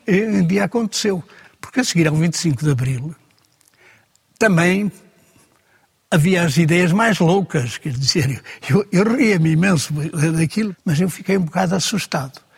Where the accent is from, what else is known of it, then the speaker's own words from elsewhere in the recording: Portugal; Eu tinha na minha aldeia um homem